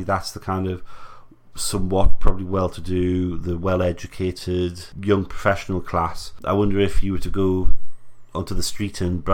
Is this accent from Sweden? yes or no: no; England, United Kingdom; as an English person in the UK